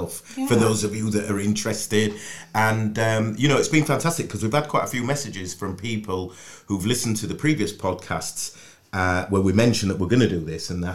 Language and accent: English; Yorkshire and the Humber, United Kingdom; accent: Yorkshire; I sound really Yorkshire